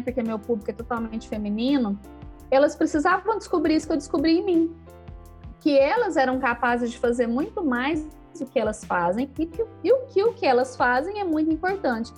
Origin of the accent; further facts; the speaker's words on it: Uberlândia, Minas Gerais, Brazil; also born or lived in Canápolis; E aí eu sou mineira, né? Nasci em Uberlândia, aqui no Triângulo Mineiro morei minha infância aqui, depois na adolescência eu fui morar numa cidadezinha pequena